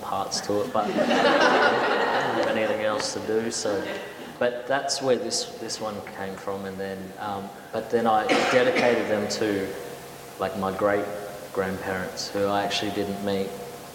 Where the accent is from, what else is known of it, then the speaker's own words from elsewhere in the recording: Adelaide, South Australia, Australia; I grew up near Semaphore